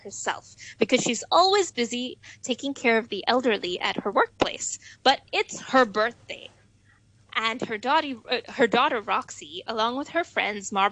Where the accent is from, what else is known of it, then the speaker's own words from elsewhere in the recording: Hong Kong; also born or lived in Melbourne; I'm born and brought up in Hong Kong, have been going to school here all my life